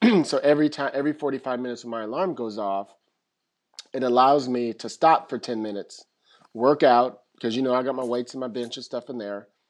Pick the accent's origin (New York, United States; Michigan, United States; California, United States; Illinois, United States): California, United States; San Francisco; moved away as an adult; now in Los Angeles, United States; I grew up pretty much in San Francisco